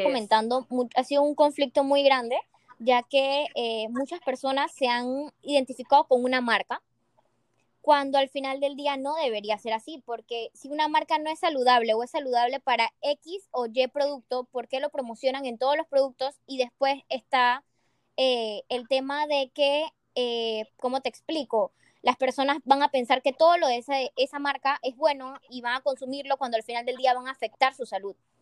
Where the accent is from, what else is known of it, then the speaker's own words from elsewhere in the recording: Panama; somos panameños